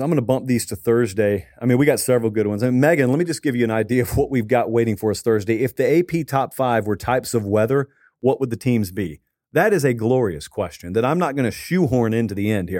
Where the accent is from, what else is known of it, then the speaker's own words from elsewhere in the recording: the South, United States; growing up in the South